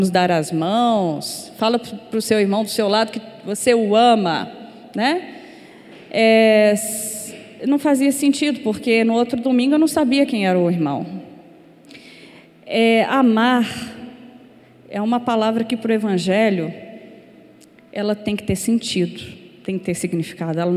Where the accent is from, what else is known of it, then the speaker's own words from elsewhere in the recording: Brazil; a vontade de estar é muito grande porque a gente é brasileiro, né? Tem esse essa questão que nos pesa, a brasilidade, né?